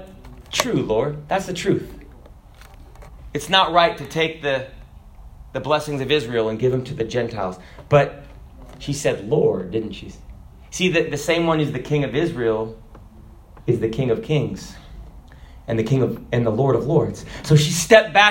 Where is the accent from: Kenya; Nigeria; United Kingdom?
Kenya; the person from Kenya. That's me. I was born in Kenya